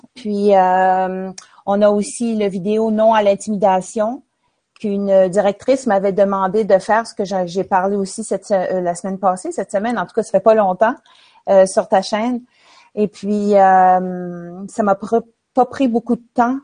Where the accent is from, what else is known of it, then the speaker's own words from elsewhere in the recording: L'Ascension-de-Patapédia, Quebec, Canada; moved away as an adult; now in New Brunswick, Canada; mon village natal qui s'appelle l'Ascension de Patapédia